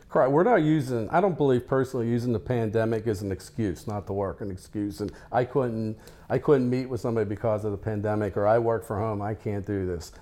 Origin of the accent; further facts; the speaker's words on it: Denver, Colorado, United States; I'm from Denver, Colorado